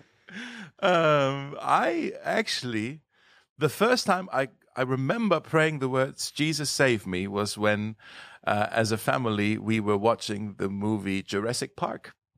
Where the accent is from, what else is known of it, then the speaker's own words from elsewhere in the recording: Germany; moved away as an adult; So I was born in Germany in the year nineteen eighty-three